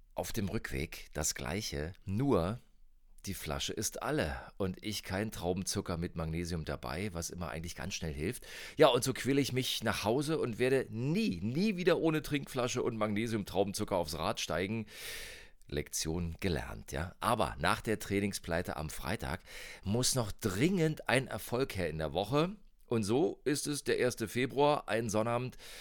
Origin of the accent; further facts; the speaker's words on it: Birkenwerder, Brandenburg, Germany; Ich komme aus Bürgenwerder im Norden von Berlin